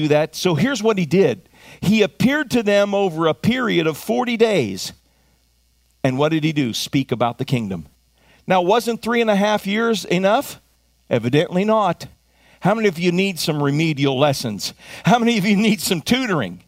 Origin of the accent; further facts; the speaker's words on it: United States; as an American, I also happen to have been raised to live kingdom culture.